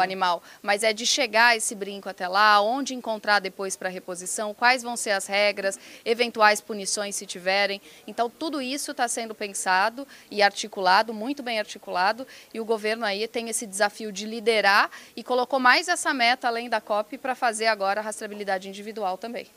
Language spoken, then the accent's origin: Portuguese; Piracicaba, São Paulo, Brazil; Eu sou do interior de Piracicaba, interior de São Paulo